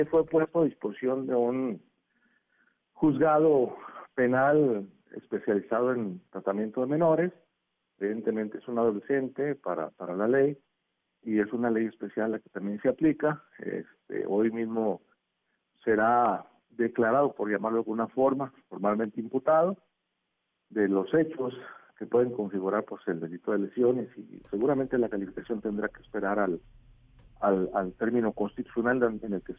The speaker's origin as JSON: {"language": "Spanish", "region": "Oaxaca", "country": "Mexico", "said": "yo soy de Oaxaca y me da, me"}